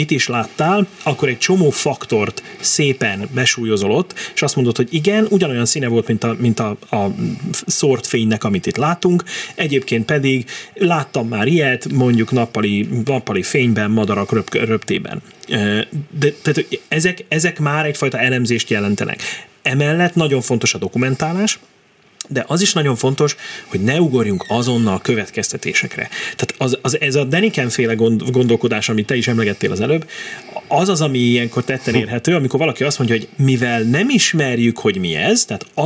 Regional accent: Miskolc, Borsod-Abaúj-Zemplén, Hungary; Miskolcon nőttem fel

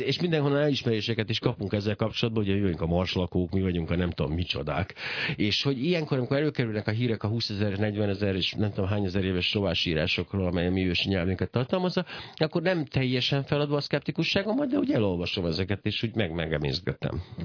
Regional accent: Hungary; magyarnak születtem

